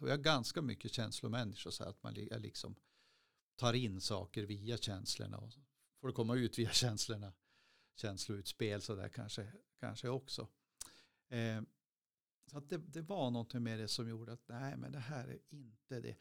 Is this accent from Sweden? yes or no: yes; Skråmträsk, Västerbotten County, Sweden; moved away as an adult; also born or lived in Skellefteå; now in Piteå, Sweden; jag är från Skromträsk och flyttade hemifrån när jag var 20